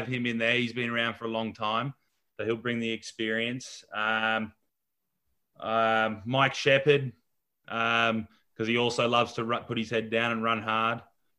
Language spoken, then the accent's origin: English; Australia; now in Los Angeles, United States